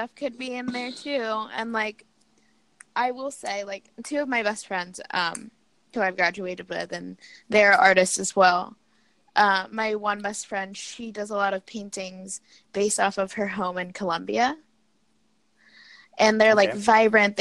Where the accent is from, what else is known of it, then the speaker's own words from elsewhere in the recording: New York City, New York, United States; moved away as an adult; I'm from New York City, born and raised.